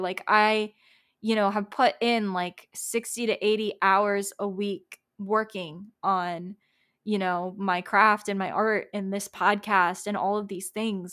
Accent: Tampa, Florida, United States; I'm from Tampa

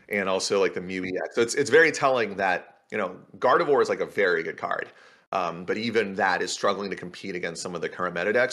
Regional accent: Canada; I'm also Canadian, and that's a Canadian thing

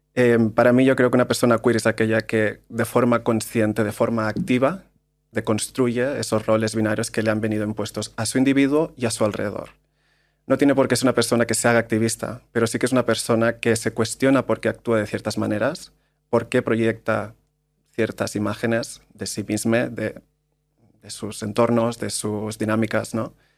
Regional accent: Maresme, Barcelona, Catalonia, Spain; moved away as an adult; also born or lived in London; yo vengo de un pueblo del Maresme, en Barcelona

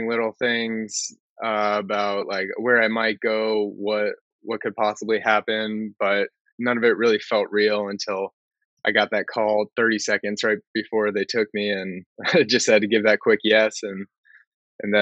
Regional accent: San Diego, California, United States; I'm born and raised in San Diego

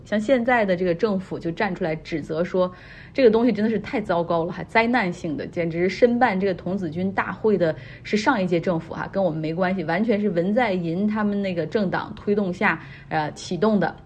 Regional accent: China; 我们中国人

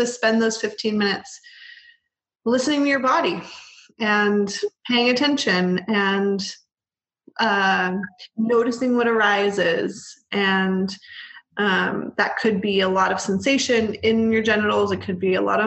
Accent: Bay Area, California, United States; I was raised in the Bay Area.

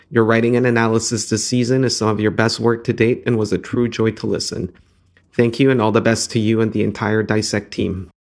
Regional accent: Guadalajara, Jalisco, Mexico; Hi, I'm … from Guadalajara, Mexico.

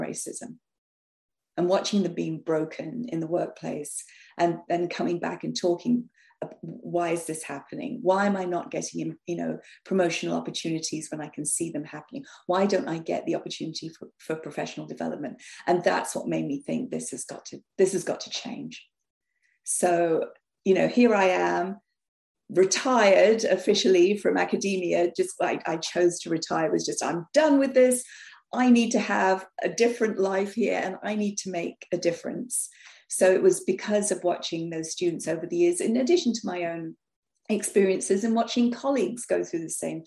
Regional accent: London, United Kingdom; moved away; as a child growing up in North London, we were the only quote unquote Indian family

